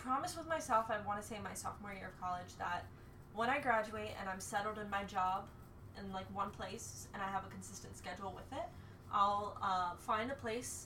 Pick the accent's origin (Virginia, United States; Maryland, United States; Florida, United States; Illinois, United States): Maryland, United States; Baltimore County; growing up in Baltimore County